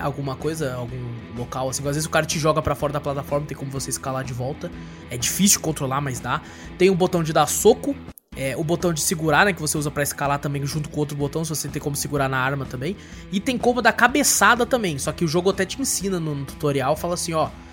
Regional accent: Brazil; sou do Brasil, from Brasil

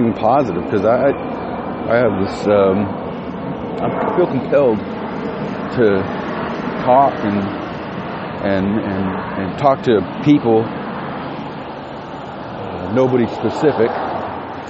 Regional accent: West Texas, United States; moved away; I'm from West Texas.

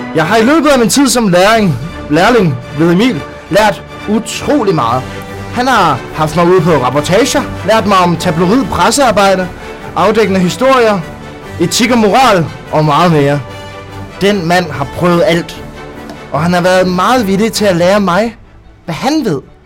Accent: Southern Jutland, Southern Denmark, Denmark; also born or lived in Kolding; now in Odense, Denmark; fra jeg var lille, da jeg voksede op i Sønderjylland

